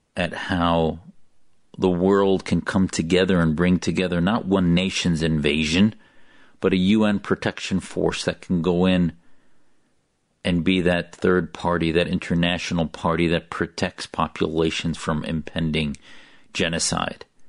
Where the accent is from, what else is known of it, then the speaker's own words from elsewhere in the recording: United States; an American who loves my country, as an American